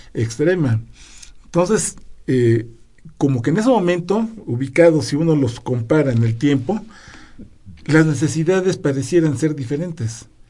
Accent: Mexico

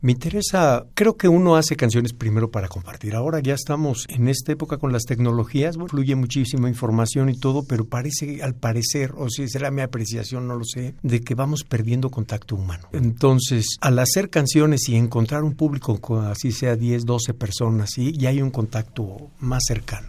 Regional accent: Ciudad Nezahualcóyotl, State of Mexico, Mexico; Yo nací en el DF, pero fui a vivir a Ciudad Nezahualcóyotl desde muy pequeño, de los tres años, entonces toda mi vida yo me considero originario de ese municipio.

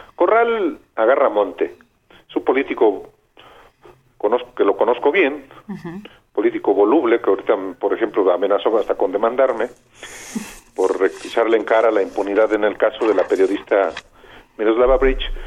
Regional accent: Lagos de Moreno, Jalisco, Mexico; moved away; Yo soy de Lagos de Moreno, Jalisco

